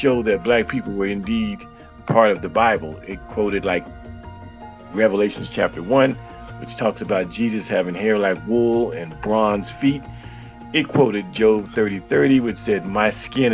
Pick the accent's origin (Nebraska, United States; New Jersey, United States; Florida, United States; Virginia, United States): Florida, United States; Miami; I'm originally from Miami. I grew up in Miami, Carroll City